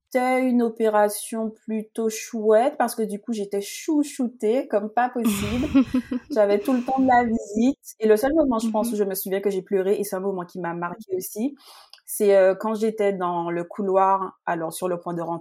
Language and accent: French; Guadeloupe; moved away as an adult; now in Paris region, France; je suis guadeloupéenne et je vis depuis euh, maintenant 12 ans, hein, voire presque 13, euh, en région parisienne.